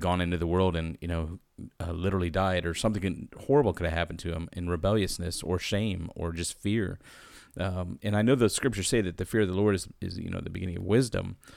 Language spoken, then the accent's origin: English; United States; as an American